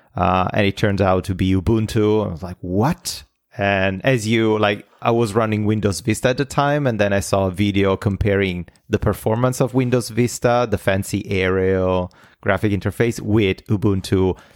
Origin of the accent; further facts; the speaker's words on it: Italy; moved away as an adult; now in North America; I'm Italian. Uh, I lived, I was born in Italy and I lived in Italy until I was twenty-seven